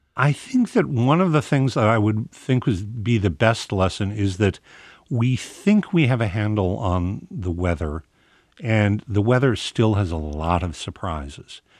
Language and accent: English; Midwest, United States; when you grow up in the Midwest